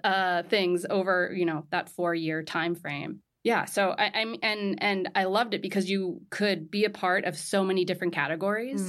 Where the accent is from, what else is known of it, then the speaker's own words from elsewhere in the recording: Southern California, United States; moved away as an adult; also born or lived in Marrakesh, Morocco; now in New York, United States; I'm from Southern California. So right in between Santa Barbara and L A, ten minutes inland from Malibu.